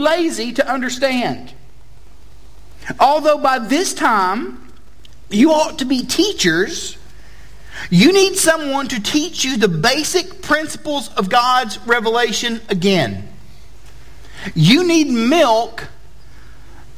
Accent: Chattanooga, Tennessee, United States; moved away as an adult; I'm originally not from here, as my accent testifies to. I am from Chattanooga, Tennessee

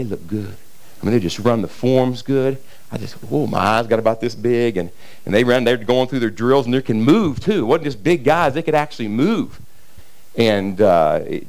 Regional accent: Kentucky side of the Ohio River, United States; I grew up on the Ohio River on the Kentucky side

